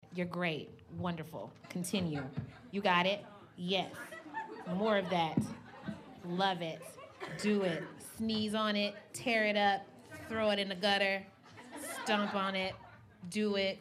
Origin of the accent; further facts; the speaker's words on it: Kentucky, United States; now in Brooklyn, United States; neither of us are originally from New York. I'm from Kentucky.